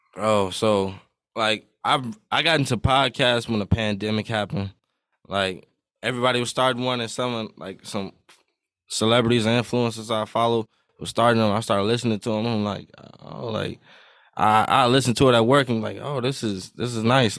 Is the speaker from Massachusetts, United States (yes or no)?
no; Iowa, United States; I'm twenty-one. I'm from Iowa.